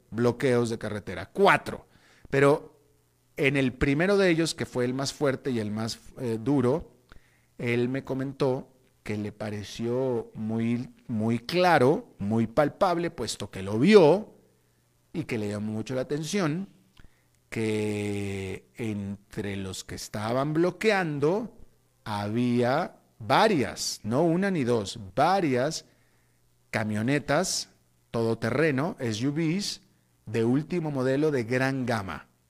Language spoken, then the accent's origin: Spanish; Mexico; now in Costa Rica; yo que precisamente soy mexicano